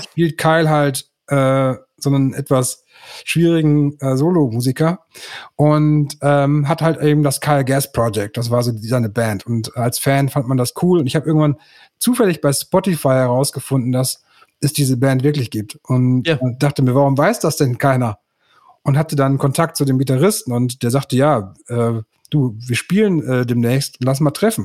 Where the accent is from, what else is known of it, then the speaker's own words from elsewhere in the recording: Münster, North Rhine-Westphalia, Germany; ich bin äh, gebürtiger Münsteraner und der Stadt treu geblieben bis heute